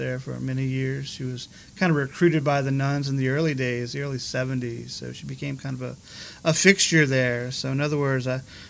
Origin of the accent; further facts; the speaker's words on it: Eunice, Louisiana, United States; now in Milton, United States; Eunice. That was my hometown where I grew up. My parish was St. Anthony of Padua in Eunice, where I was baptized and then educated at St. Edmund Elementary and then high school.